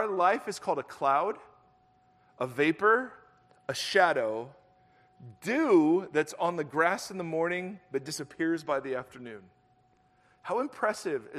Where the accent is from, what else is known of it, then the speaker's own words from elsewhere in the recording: Ohio, United States; moved away as an adult; also born or lived in Southern California; I grew up in Ohio, moved out